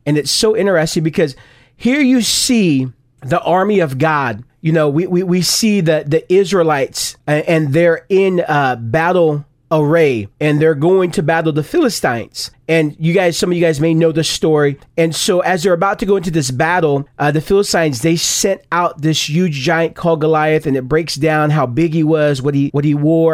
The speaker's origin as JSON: {"language": "English", "town": "Stockton", "region": "California", "country": "United States", "tie": "born or raised there", "said": "I grew up in Stockton, California"}